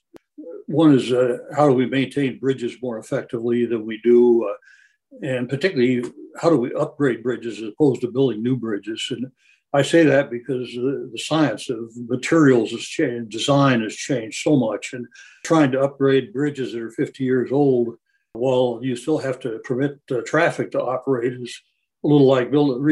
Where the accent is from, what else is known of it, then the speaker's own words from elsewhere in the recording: Colorado, United States; I grew up in Colorado